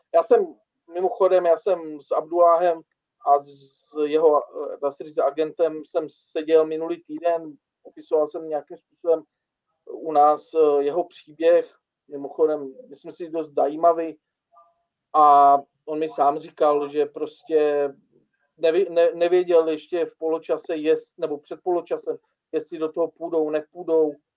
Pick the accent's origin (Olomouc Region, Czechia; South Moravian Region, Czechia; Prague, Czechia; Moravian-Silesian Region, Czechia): Moravian-Silesian Region, Czechia; Bohumín; já jsem třeba z Bohumína, nejsem jako z Ostravy